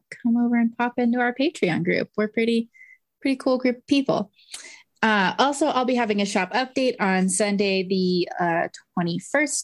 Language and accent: English; United States